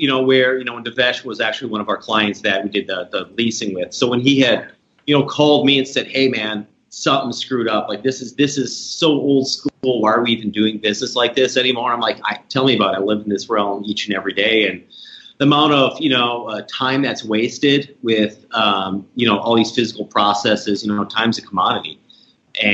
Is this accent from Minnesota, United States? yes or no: yes; Minneapolis, Minnesota, United States; now in St. Louis, United States; I'm originally from Minneapolis, good old Twin Cities. Moved down here in St. Louis about 9 years ago.